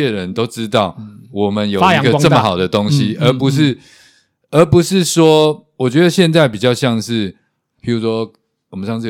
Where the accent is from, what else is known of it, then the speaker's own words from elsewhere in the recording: Taiwan; 我们台湾人